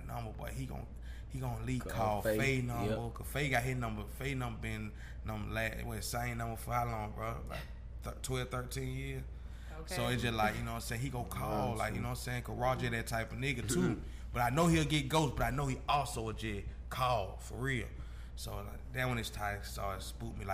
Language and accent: English; Decatur, Georgia, United States; we come from Glenwood Road